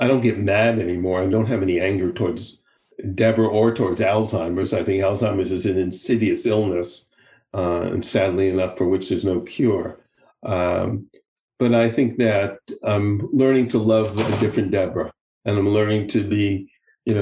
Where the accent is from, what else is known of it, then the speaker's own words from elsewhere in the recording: United States; moved away as an adult; now in Israel; having lived abroad for so many years now, you know, I'm still obviously, I'm still very much of an American, but I'm also, you know, I'm an American and I'm an Israeli